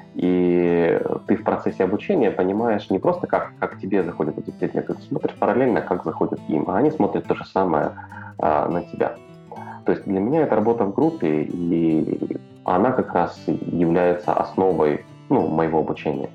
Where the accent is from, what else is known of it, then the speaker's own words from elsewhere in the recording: Odesa, Odesa Oblast, Ukraine; Я из Одессы